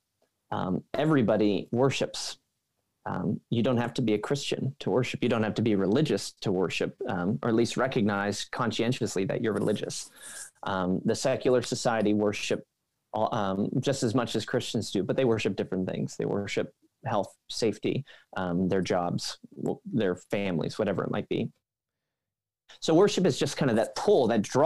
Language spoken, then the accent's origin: English; Pennsylvania, United States; moved away as an adult; also born or lived in Philadelphia / California; now in Michigan, United States; I'm actually from Pennsylvania